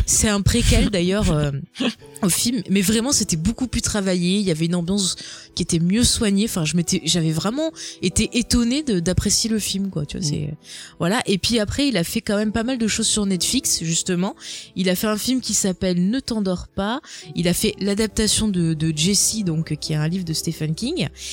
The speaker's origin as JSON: {"language": "French", "region": "south of France", "country": "France", "accent": "southern", "said": "avec mon magnifique accent euh, bien du sud"}